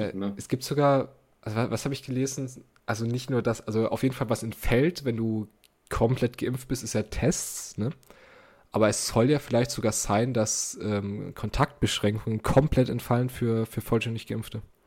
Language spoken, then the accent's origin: German; Germany; accent: German; mein deutscher Akzent